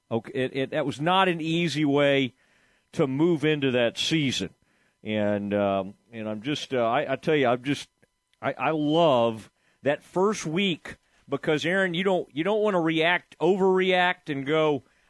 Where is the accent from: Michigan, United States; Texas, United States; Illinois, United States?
Texas, United States; Kaufman; I grew up in Kauffman